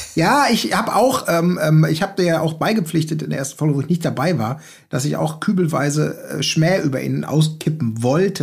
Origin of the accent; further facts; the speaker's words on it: Gelsenkirchen, North Rhine-Westphalia, Germany; now in Hamburg, Germany; ich bin geboren in Gelsenkirchen, jetzt lebe ich in Hamburg